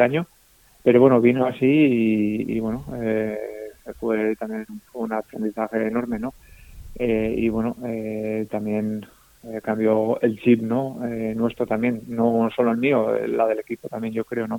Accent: Usurbil, Basque Country, Spain; now in Zarautz, Spain; yo soy de Usurbil, eh, de un pueblo que está muy cerca de San Sebastián, a 9 kilómetros

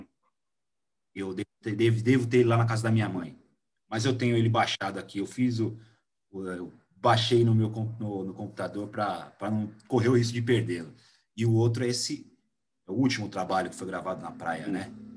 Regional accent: Vila Maria, São Paulo, Brazil

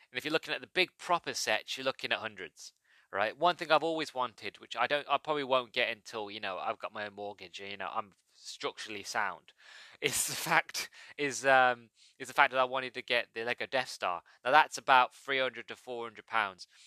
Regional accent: United Kingdom; I'm British

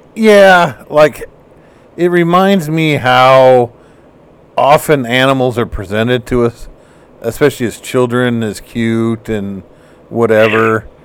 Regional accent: United States; I'm American.

